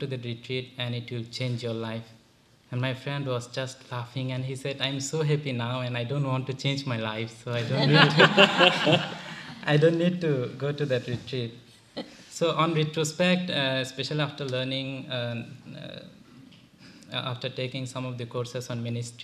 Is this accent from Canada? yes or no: no; Bangladesh; also born or lived in Sri Lanka; now in United States; I'm from Bangladesh. I did all my studies in Sri Lanka.